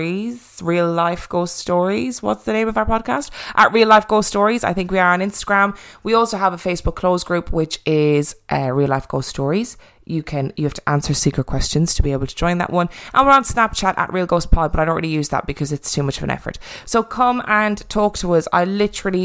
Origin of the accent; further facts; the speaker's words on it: Ireland; accent: Irish; my lovely Irish accent.